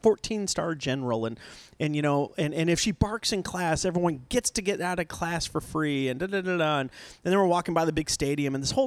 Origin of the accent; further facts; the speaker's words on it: Nebraska, United States; moved away as an adult; now in Texas, United States; I came from Nebraska. I went to college in Nebraska.